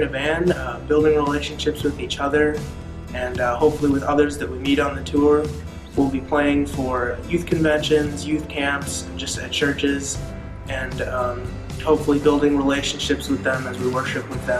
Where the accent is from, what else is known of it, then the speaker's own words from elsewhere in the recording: Wisconsin, United States; I'm from Wisconsin, and I play lead guitar.